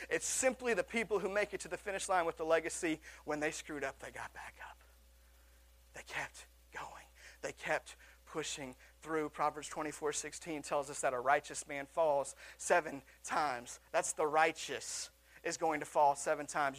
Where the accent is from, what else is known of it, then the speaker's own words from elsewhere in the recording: Seattle, Washington, United States; my hometown of Seattle